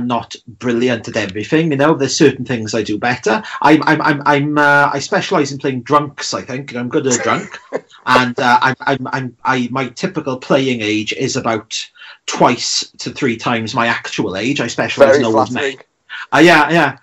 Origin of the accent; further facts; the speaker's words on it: Welsh, Wales, United Kingdom; I'm the Welsh Robert De Niro